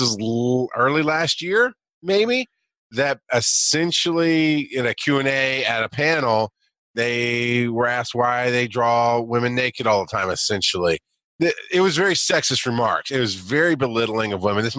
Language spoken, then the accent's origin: English; Deep South, United States; That's what I grew up around in the Deep South